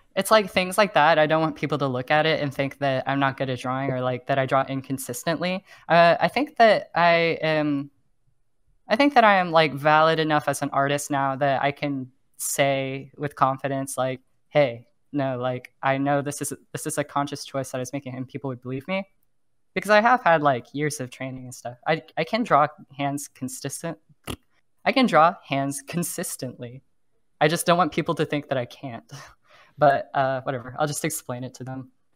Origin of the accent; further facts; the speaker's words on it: Oklahoma, United States; now in San Francisco, United States; I grew up in Oklahoma